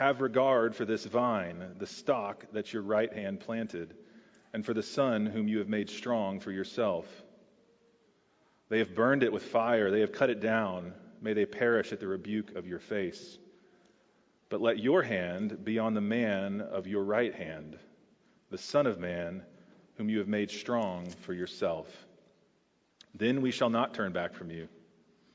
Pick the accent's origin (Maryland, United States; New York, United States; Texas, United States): Texas, United States; moved away as an adult; also born or lived in Houston, Texas; now in Charlottesville, United States; I'm from Texas